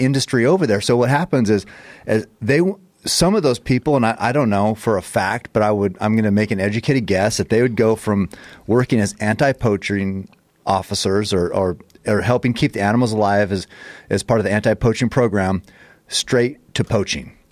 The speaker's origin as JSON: {"language": "English", "country": "United States", "said": "we're from America"}